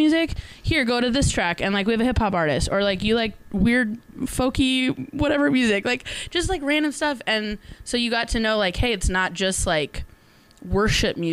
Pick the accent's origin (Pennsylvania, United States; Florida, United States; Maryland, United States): Florida, United States; Tampa; moved away; I grew up in Tampa, Florida.